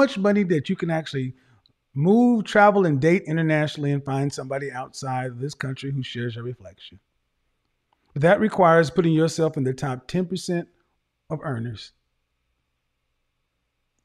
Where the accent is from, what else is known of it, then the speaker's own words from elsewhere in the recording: Oklahoma, United States; I'm from Oklahoma